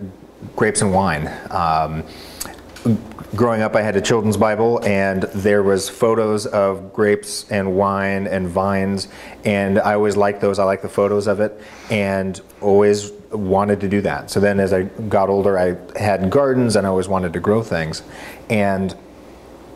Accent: Bellingham, Washington, United States; moved away as an adult; also born or lived in Oregon; I'm from Northwest Washington, a town called Bellingham.

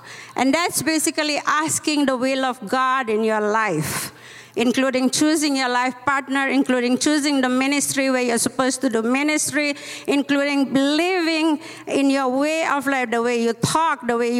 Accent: Indonesia; moved away; also born or lived in Mumbai, India / United States; I was born in Indonesia, as I told you, and I came to Mumbai, studied in Mumbai, and I came to US for 3 years

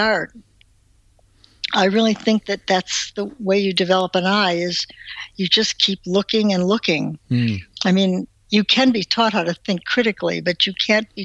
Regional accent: Cleveland, Ohio, United States; moved away as an adult; also born or lived in Wisconsin; I grew up in Cleveland, Ohio

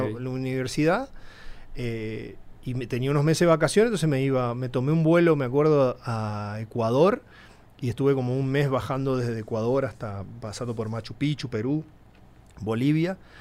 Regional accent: Formosa, Argentina; moved away as an adult; also born or lived in El Colorado, Formosa, Argentina / Buenos Aires, Argentina; now in Mexico City, Mexico; yo viví eh, mi infancia en mi pueblito, el Colorado, un pueblito de 5.000

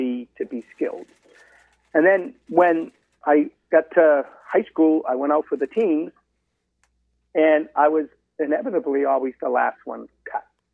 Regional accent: Medford, Massachusetts, United States; boy growing up in Medford, right outside, obviously, of Boston

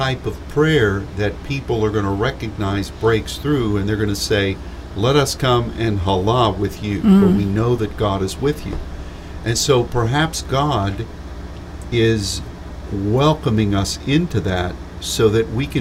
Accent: United States

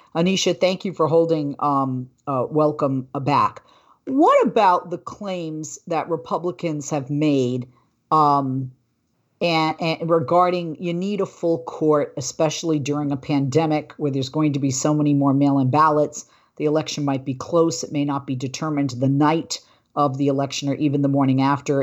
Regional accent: Massachusetts, United States; the state of Massachusetts, my home state

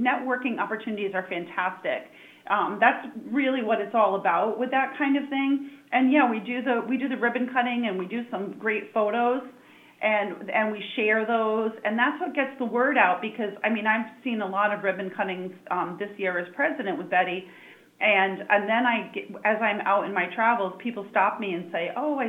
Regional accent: Brooklyn, Connecticut, United States; It's my hometown

